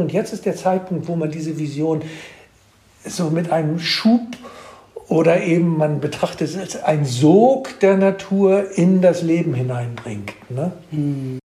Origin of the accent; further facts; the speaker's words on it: Germany; du sowieso ein Exot bist als Deutscher